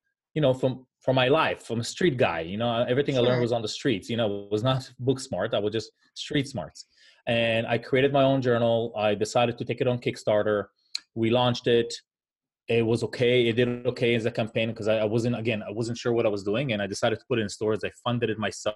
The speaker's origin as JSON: {"language": "English", "country": "Israel", "moved": "as an adult", "lives_now": "United States", "said": "I'm originally from Israel. I moved here about 22 years ago, a week after I was done with the Israeli Air Force"}